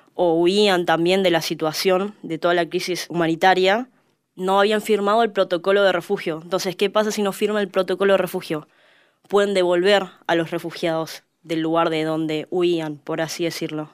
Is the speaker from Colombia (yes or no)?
no; Argentina; trabajamos los argentinos